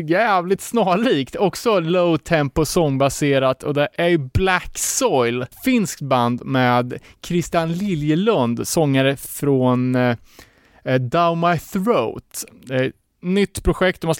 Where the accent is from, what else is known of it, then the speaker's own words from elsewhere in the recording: Cuba; now in Sweden; och jag är från Kuba.